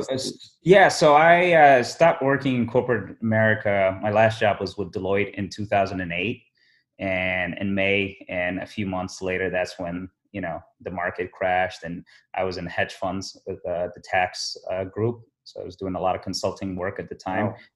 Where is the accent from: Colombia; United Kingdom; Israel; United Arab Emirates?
United Arab Emirates; Abu Dhabi; moved away as an adult; also born or lived in Somaliland; now in Chicago, United States; I was born in Somaliland in East Africa, you know, present day Somaliland. Um, but I grew up in um, Abu Dhabi in the Emirates.